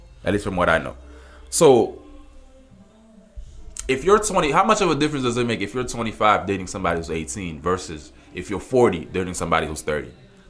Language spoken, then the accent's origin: English; Miami, Florida, United States; I'm from Miami, for some of you guys that may not know.